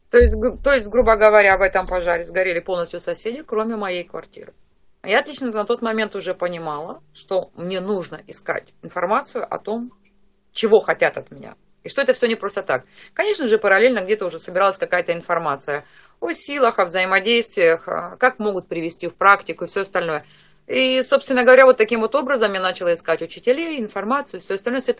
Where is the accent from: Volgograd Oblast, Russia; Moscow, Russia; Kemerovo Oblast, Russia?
Kemerovo Oblast, Russia; Targay; now in Dnipropetrovsk, Ukraine; сама я а, с Сибири, а, с село Таргай. В свое время мы приехали жить на Украину, сейчас я живу в город Днепропетровск.